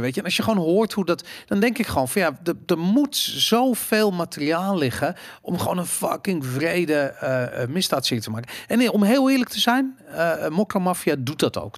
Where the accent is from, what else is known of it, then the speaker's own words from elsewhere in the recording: Amsterdam, North Holland, Netherlands; ik ben opgegroeid in Amsterdam in de jaren 80